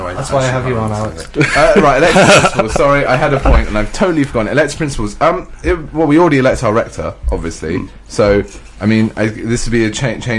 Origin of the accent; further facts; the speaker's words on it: England, United Kingdom; now in Scotland, United Kingdom; as an English student